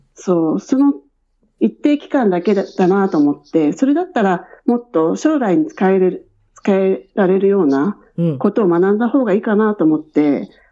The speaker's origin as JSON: {"language": "Japanese", "region": "Tokyo", "country": "Japan", "tie": "born or raised there", "also_born_or_lived": "Shinjuku, Tokyo", "moved": "as an adult", "lives_now": "Gold Coast, Australia", "said": "出身は、あの、江戸川区で育ちました。"}